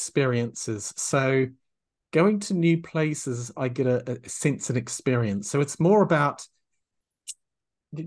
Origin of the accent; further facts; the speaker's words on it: New Zealand; moved away as an adult; also born or lived in England / France / Thailand / Myanmar; I'm from New Zealand. And in New Zealand, this little wee tiny insignificant country